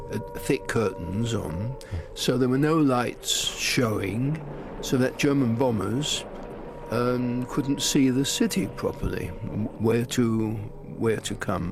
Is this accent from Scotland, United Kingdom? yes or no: no; London, United Kingdom; I'm a Londoner and I left home at 18 to go and live in a bedsit in the West End